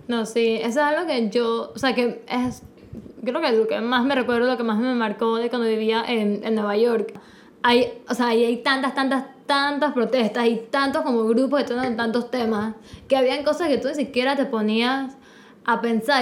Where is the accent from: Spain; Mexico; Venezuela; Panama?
Panama